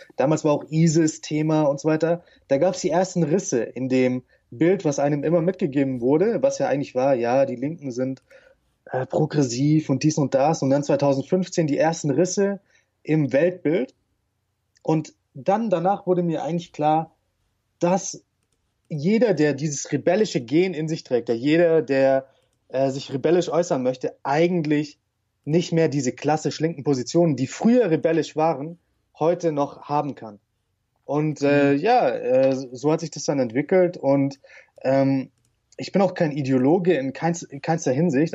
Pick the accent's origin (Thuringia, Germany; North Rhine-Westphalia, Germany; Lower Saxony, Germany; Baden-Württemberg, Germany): Baden-Württemberg, Germany; St. Georgen im Schwarzwald; moved away; Stadt nennt sich St. Georgen im Schwarzwald